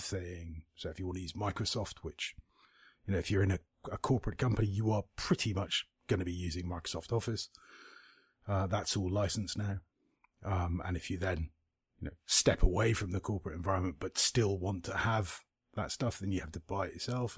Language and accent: English; United Kingdom; I'm British